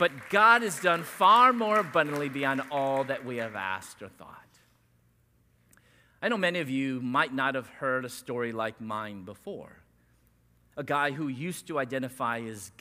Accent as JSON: {"language": "English", "town": "San Diego", "region": "California", "country": "United States", "said": "We're from San Diego"}